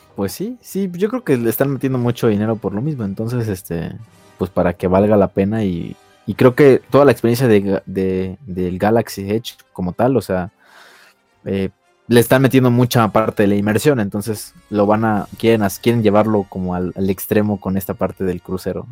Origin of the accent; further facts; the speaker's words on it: Mexico; nosotros como mexicanos